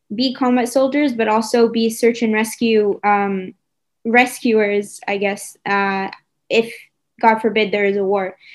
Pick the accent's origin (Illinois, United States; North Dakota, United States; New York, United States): New York, United States; now in Israel; I'm from New York